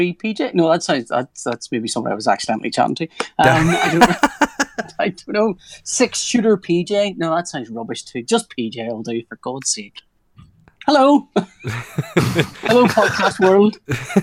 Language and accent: English; Northern Ireland, United Kingdom; I'm from Northern Ireland